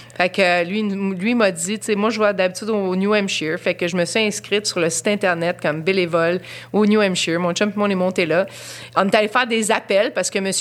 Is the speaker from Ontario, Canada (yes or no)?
no; Quebec, Canada; notre dénominateur commun, c'est d'être Québécois